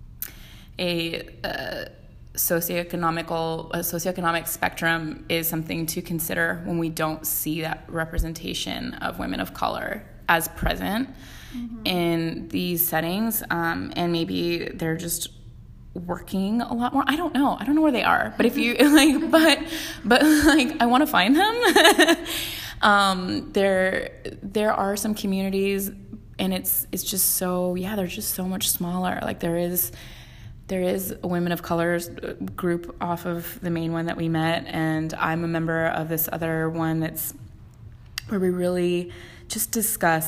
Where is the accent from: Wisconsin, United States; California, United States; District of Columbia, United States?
California, United States; Westlake Village; I was raised in Westlake Village and like went to Cabo every summer